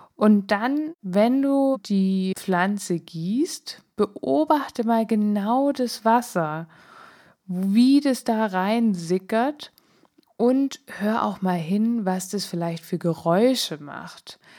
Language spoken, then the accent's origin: German; Swabia, Germany; moved away; Ich bin ja eher im Schwäbischen groß geworden